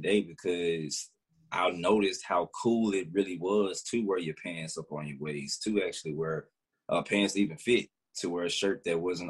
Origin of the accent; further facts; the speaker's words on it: Memphis, Tennessee, United States; moved away as an adult; now in Los Angeles, United States; I'm originally from Whitehaven in South Memphis